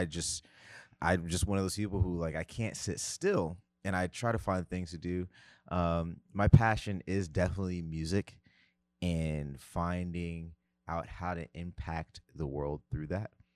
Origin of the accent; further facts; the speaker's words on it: United States; moved away as an adult; also born or lived in Tennessee; I am from New Jersey slash New York.